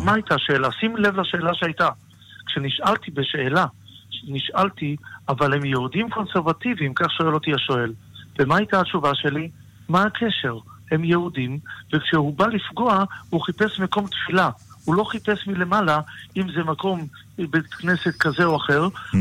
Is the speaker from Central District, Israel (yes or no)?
no; Tel Aviv, Tel Aviv District, Israel; גדלתי בתל אביב, ובוודאי שתל אביב של היום אינה תל אביב של פעם